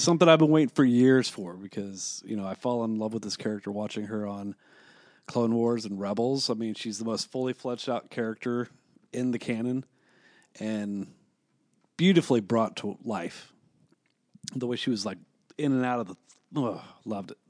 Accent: Kansas City, Kansas, United States; We're from the fucking K C M O area, dude. We're on the Kansas side

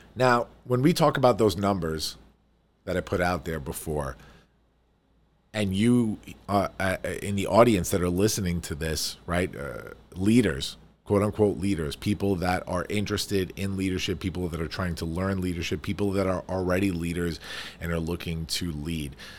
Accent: New York, United States; I am a New Yorker

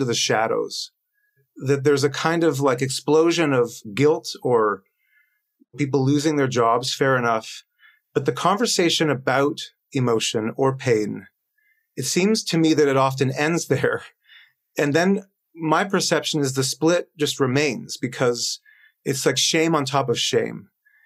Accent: Toronto, Ontario, Canada; moved away as an adult; now in Stockholm, Sweden; I live and work in Stockholm in Sweden. I'm from Toronto, but we moved here.

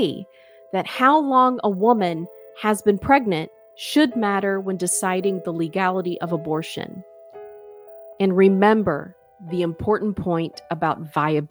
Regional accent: United States; As an American

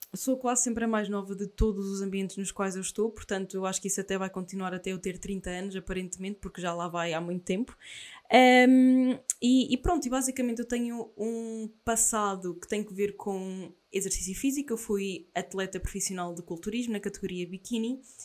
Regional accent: Aveiro, Centro, Portugal; sou de Aveiro

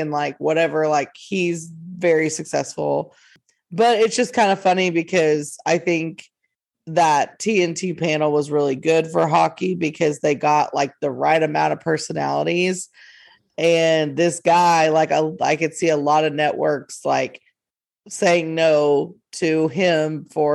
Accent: North Texas, United States; We're from the North Texas area

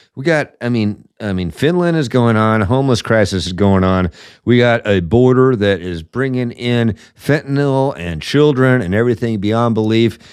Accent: Seattle, Washington, United States; Seattle, my hometown

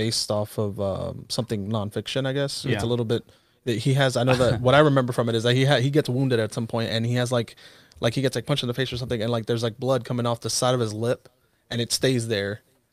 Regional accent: New York, United States; growing up in New York

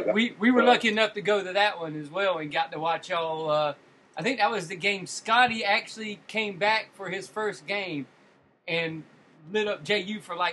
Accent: Jacksonville, Florida, United States; I was born and raised in Jacksonville

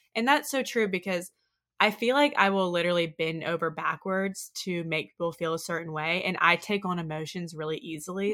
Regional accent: Oxford, Mississippi, United States; growing up in Oxford, a place where people are really concerned with, like, how you look and how you're perceived

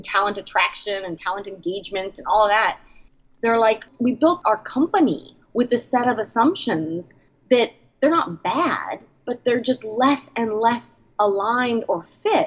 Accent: San Francisco, California, United States; moved away as an adult; also born or lived in Portland, Oregon; I was born and raised in San Francisco, have lived there for many, many years

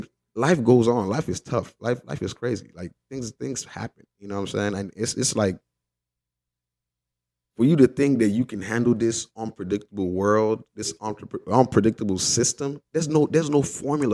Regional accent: Nigeria; when I was growing up in Nigeria.

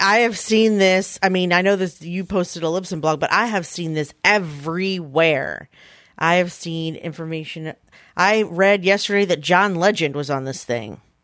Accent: Philadelphia, Pennsylvania, United States; in Philadelphia, my hometown

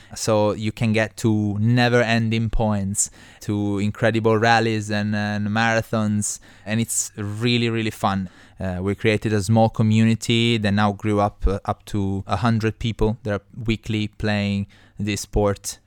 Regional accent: Trani, Apulia, Italy; moved away as an adult; also born or lived in Beijing, China; now in China; My hometown is called Trani. It's on, uh, east coast of Puglia

